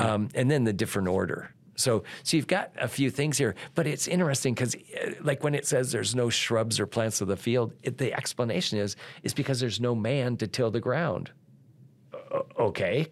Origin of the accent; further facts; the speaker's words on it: Iowa, United States; I grew up in Iowa